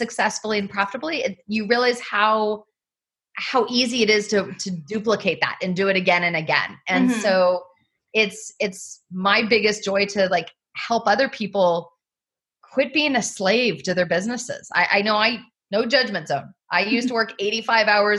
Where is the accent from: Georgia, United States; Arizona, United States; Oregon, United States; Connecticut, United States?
Oregon, United States; Southern; moved away as an adult; my mom owned and operated a winery growing up in Southern Oregon